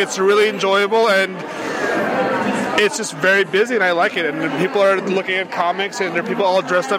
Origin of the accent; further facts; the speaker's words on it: New Jersey, United States; now in Sedona, United States; I am an artist up in Sedona, Arizona, but I am from New Jersey.